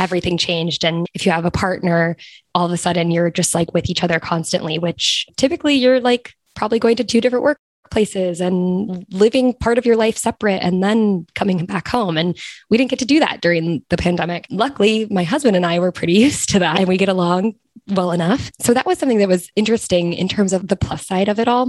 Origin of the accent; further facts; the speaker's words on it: United States; moved away as an adult; as an American